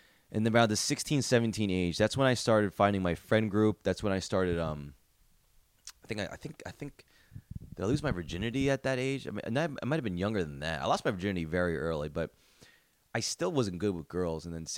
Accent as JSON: {"language": "English", "town": "San Diego", "region": "California", "country": "United States", "tie": "born or raised there", "said": "I grew up in San Diego, and although the Chargers left for LA, I low-key still want the best for them."}